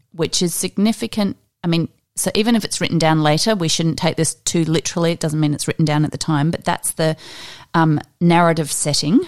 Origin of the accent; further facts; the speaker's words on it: Australia; we're Australian